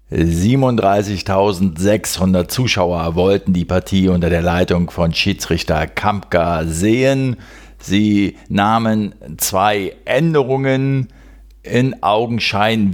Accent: Berlin, Germany; als Berliner

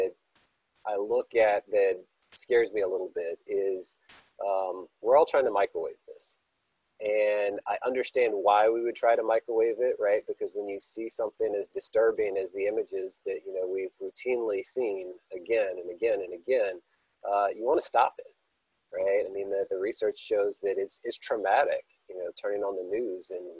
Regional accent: Baton Rouge, Louisiana, United States; born Black in Baton Rouge in the 1970s

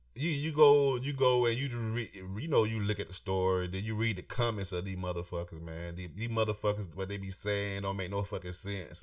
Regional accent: Florida, United States; I'm from Florida. I'm from, I'm from the South

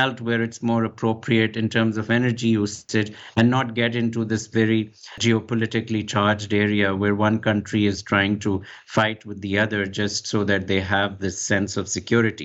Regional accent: Pakistan; moved away; I come originally from Pakistan, so I was schooled in the British system, and I grew up calling it aluminium

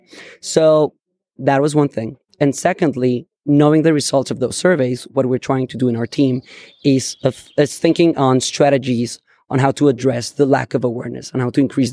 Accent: Bogota, Colombia; moved away as an adult; now in San Francisco, United States; I am originally from Bogota, Colombia

